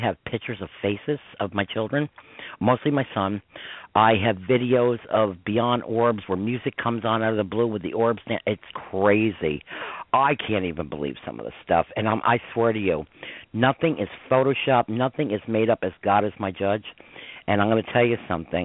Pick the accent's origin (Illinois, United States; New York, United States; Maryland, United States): New York, United States; Croton-on-Hudson; I grew up in Croton Hudson, New York